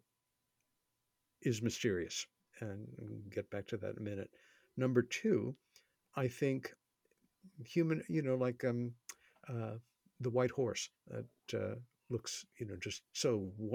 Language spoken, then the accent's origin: English; New York City, New York, United States; my hometown, New York City